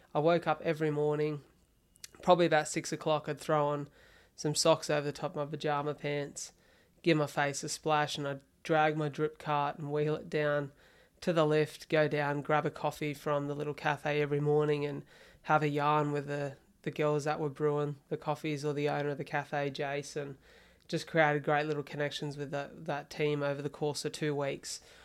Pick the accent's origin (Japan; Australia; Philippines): Australia; Wollongong, New South Wales; moved away as an adult; also born or lived in Melbourne; I spent the first year in Wollongong, which was you know, my hometown